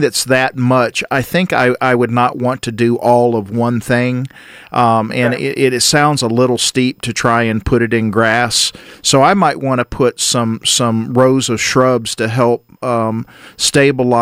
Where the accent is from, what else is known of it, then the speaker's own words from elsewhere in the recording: DeKalb County, Georgia, United States; I grew up in DeKalb County